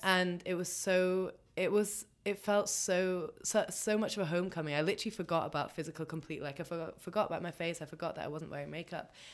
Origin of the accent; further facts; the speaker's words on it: England, United Kingdom; I'm half Pakistani, so there's definitely way more dark hair happening than most people that I grew up around in England